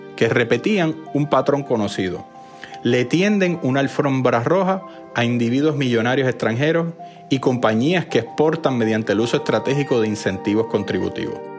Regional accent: Puerto Rico; somos una colonia de los Estados Unidos

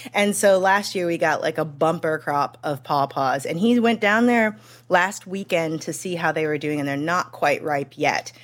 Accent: St. Louis, Missouri, United States; moved away

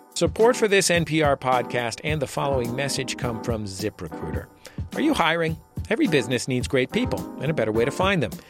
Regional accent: Bay Area, California, United States; moved away as an adult; now in Los Angeles, United States; I grew up also in the Bay Area, and I had decided to move to Los Angeles

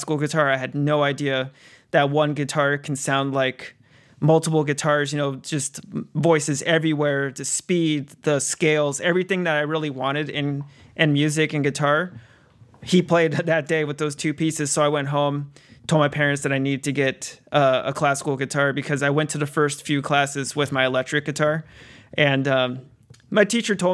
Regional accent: San Diego, California, United States; growing up in 90s in San Diego

